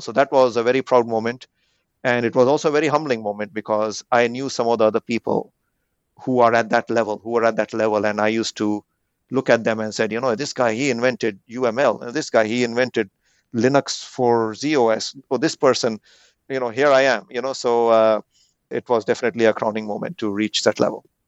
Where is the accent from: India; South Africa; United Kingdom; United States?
India; moved away; growing up in India